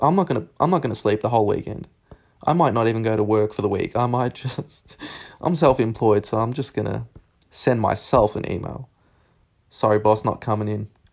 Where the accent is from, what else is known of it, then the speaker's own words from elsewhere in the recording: Narre Warren, Victoria, Australia; in Nari Warren. Um, that's southeast of Melbourne